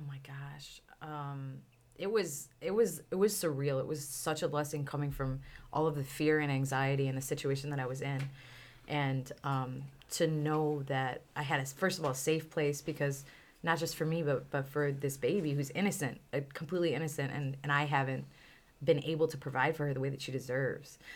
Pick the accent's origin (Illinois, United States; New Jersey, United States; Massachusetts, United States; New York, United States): Illinois, United States; Chicago; also born or lived in Miami; I'm from Chicago